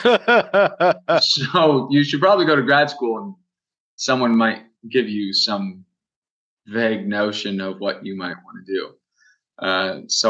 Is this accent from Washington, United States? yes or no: yes; Vancouver, Washington, United States; am from Vancouver, Washington State.